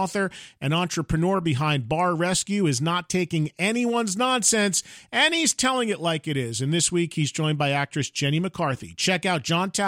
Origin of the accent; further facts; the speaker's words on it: New Jersey, United States; my hometown in Jersey